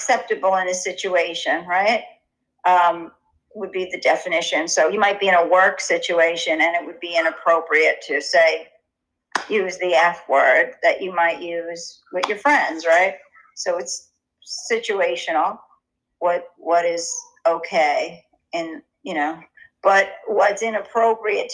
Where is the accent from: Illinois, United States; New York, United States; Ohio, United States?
New York, United States; New York City; moved away as an adult; also born or lived in London; I grew up in Inwood at the tip of Manhattan